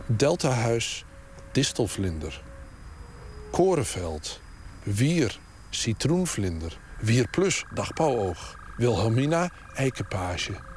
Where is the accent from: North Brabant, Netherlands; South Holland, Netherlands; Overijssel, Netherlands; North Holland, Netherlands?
Overijssel, Netherlands; Twente; Ik kom uit Twente